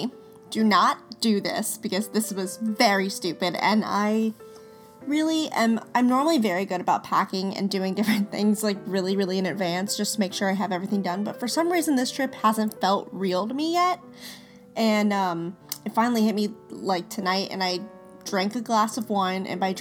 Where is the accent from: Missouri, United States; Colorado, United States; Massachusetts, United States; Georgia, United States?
Colorado, United States; Denver; moved away as an adult; now in Florida, United States; I am originally from Denver, Colorado, and when I moved to Florida